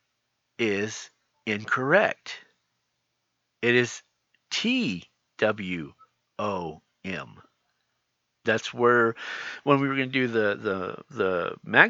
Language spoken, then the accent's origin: English; California, United States; I'm from California